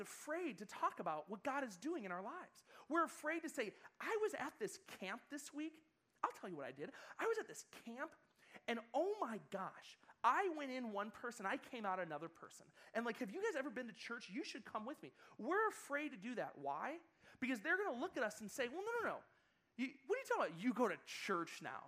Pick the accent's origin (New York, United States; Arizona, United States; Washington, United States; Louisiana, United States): New York, United States; Buffalo; moved away as an adult; now in California, United States; my hometown in Buffalo, New York